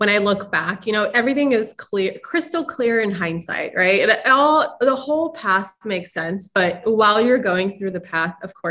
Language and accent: English; Ukraine; moved away; I was born in Ukraine